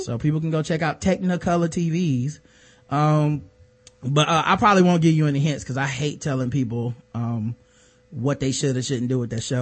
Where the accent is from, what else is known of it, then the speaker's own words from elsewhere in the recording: the South, United States; I'm from the South